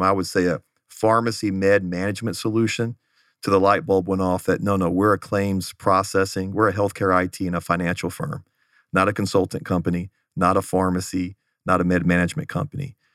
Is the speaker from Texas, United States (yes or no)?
yes; Houston, Texas, United States; moved away as an adult; also born or lived in Los Angeles; now in Phoenix, United States; I grew up in the Houston area